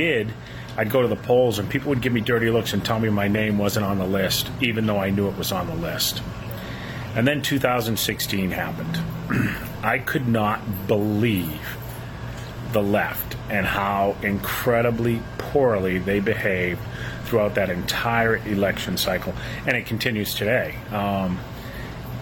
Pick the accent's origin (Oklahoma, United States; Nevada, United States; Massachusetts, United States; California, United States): Massachusetts, United States; Boston; I grew up in Boston, home of the Kennedys